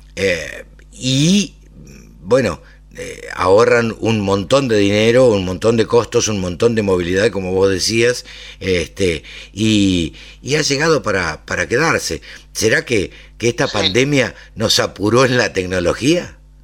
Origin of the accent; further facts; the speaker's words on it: Maipú, Buenos Aires Province, Argentina; now in Greater Buenos Aires, Argentina; nací en Maipú, me crié en Maipú